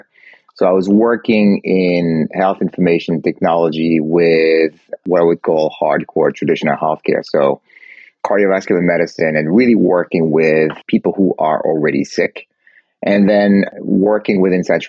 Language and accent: English; France; moved away as an adult; also born or lived in Geneva, Switzerland; now in Boston, United States; I was born in Geneva, Switzerland, grew up in France, went to school and business school there